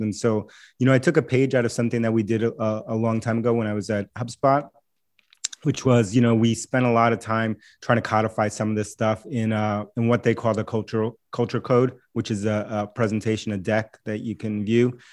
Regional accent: New York City, New York, United States; first language Spanish; English is a second language; moved away as an adult; now in Boston, United States; I grew up in New York City, and so, and I live in Boston now

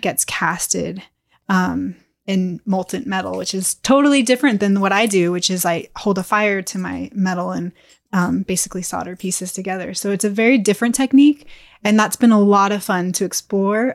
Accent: Bay Area, California, United States; moved away as an adult; also born or lived in Lake Tahoe; I grew up in the Bay Area

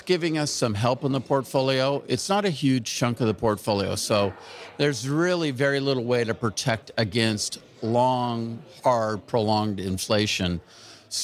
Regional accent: California, United States; I'm from California

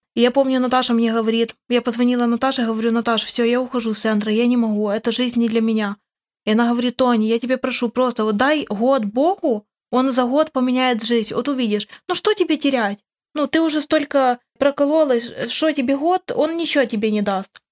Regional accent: Khmelnytskyi Oblast, Ukraine; Я тоже с Украины, с Хмельницкой области

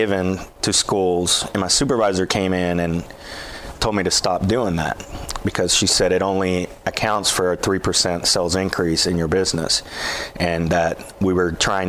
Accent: Columbia, Tennessee, United States; born there; I was born in Columbia.

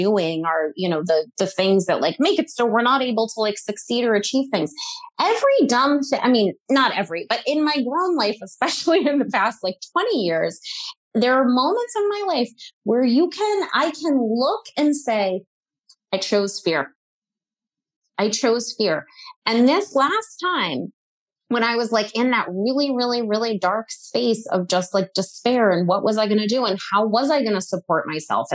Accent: New England, United States; I grew up in New England

